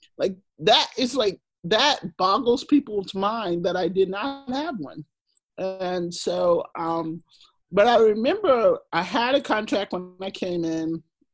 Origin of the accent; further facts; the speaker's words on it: the South, Texas, United States; I grew up in the South.